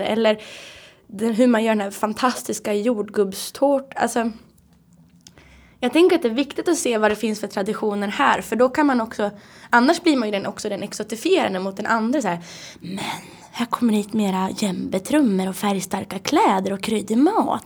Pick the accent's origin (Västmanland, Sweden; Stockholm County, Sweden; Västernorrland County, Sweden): Västernorrland County, Sweden; Härnösand; i Härnösand, där jag kommer ifrån